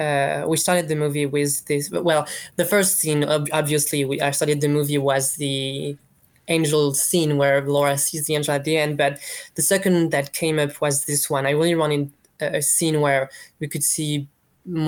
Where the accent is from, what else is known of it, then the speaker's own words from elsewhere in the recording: France; We're from France